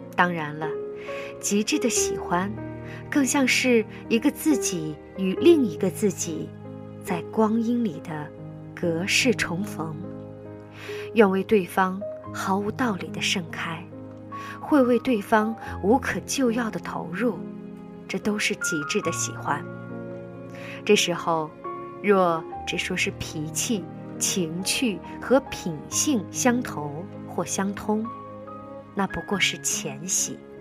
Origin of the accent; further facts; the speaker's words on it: China; 我们中国人